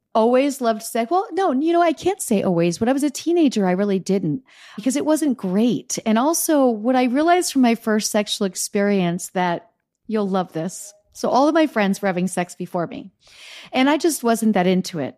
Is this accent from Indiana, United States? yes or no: no; Easton, Pennsylvania, United States; moved away; I grew up in Easton, Pennsylvania